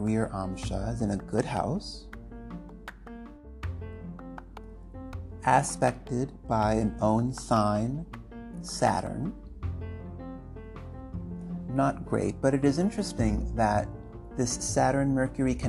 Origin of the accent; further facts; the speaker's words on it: United States; I'm American.